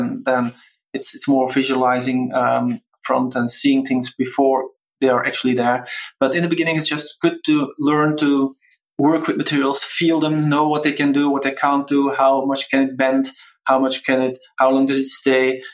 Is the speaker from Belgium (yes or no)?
yes; Belgium; born or raised there